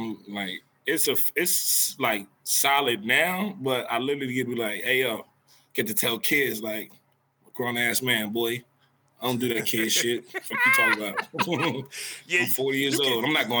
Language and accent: English; New Jersey, United States; we're from New Jersey